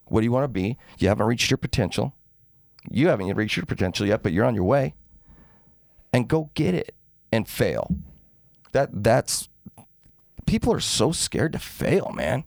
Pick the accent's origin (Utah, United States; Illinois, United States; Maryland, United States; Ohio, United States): Utah, United States; Salt Lake City; now in St. George, United States; I grew up in Salt Lake, moved down here in oh five.